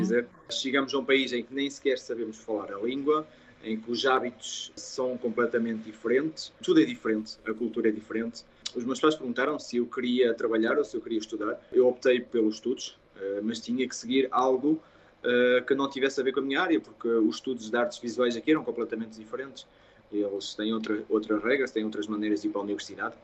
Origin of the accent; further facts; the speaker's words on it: Portugal; não sou o único português ah, do chocolate